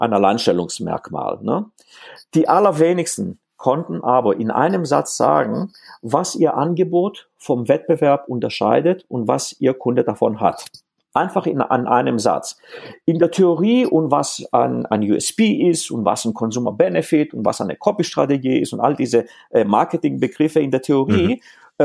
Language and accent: German; Greece; first language Greek; German is a second language; now in Stuttgart area, Germany; Ich bin in Griechenland aufgewachsen ähm, und ähm, hauptsächlich, ähm, also Griechisch ist eigentlich in dem Fall meine, meine Muttersprache